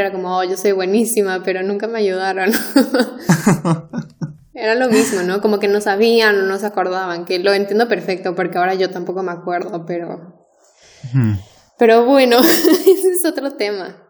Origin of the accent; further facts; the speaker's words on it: Mexico; los mexicanos tenemos la tendencia de pronunciar casi cada letra